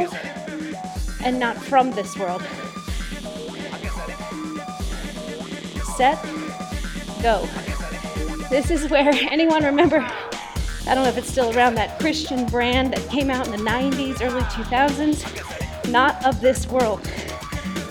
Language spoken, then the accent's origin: English; Phoenix, Arizona, United States; I was born in Phoenix, Arizona